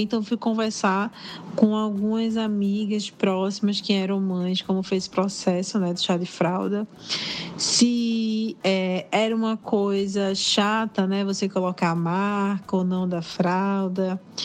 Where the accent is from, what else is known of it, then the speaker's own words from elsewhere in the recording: Northeast Region, Brazil; eu sou do Nordeste